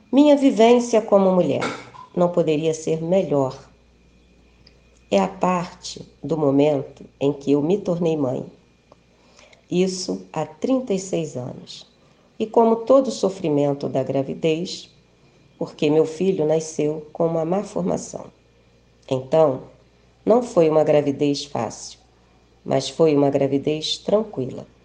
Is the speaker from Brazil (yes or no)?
yes; Rio de Janeiro, Brazil; tenho 65 anos, sou técnica de enfermagem, aposentada, sou do Rio de Janeiro.